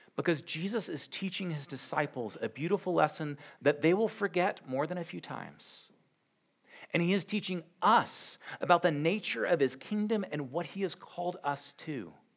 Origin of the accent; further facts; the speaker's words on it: United States; as Western Americans